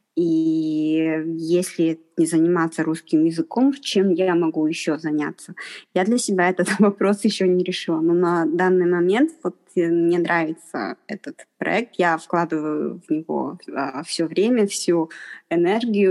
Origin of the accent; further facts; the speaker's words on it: Harbin, Heilongjiang, China; я из Харбина, я, я из Харбина, у меня пекинского произношения нет